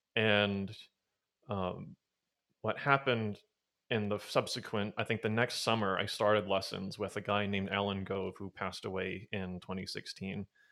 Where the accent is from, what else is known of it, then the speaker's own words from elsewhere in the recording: Castro Valley, California, United States; I was raised in a small town called Castor Valley, I'm still there